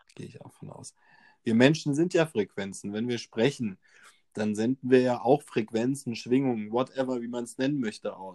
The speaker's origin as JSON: {"language": "German", "country": "Germany"}